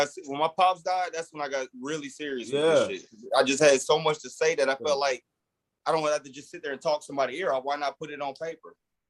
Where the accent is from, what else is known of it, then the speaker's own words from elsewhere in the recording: Milwaukee, Wisconsin, United States; moved away; also born or lived in Alabama / Tennessee; I'm from Milwaukee, Wisconsin